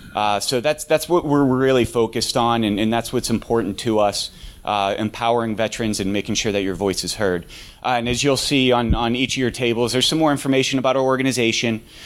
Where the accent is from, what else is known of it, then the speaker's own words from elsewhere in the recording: Pittsburgh, Pennsylvania, United States; moved away as an adult; also born or lived in Alaska; I'm originally from Pittsburgh. I wanted to come back to Pittsburgh